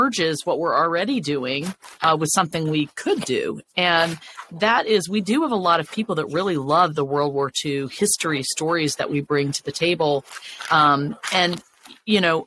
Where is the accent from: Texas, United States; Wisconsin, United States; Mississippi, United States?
Mississippi, United States; I'm from Mississippi